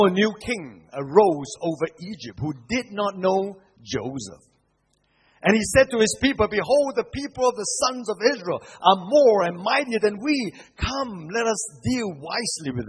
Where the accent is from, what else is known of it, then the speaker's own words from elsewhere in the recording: Singapore; I come from Singapore